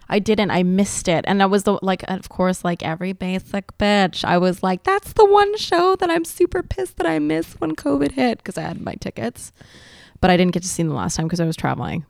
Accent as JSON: {"language": "English", "town": "Montreal", "region": "Quebec", "country": "Canada", "tie": "born or raised there", "first_language": "English", "said": "I grew up in the West Island, which is, like, an English pocket on the island of Montreal"}